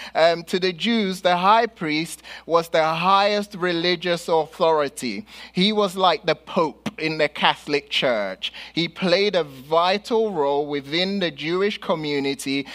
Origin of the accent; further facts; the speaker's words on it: London, United Kingdom; moved away; growing up in London and here